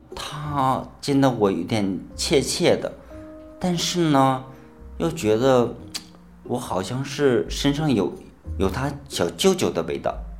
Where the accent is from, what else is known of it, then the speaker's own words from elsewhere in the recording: Northeast China, China; moved away as an adult; also born or lived in Guangzhou; now in Zhanjiang, China; 我是东北人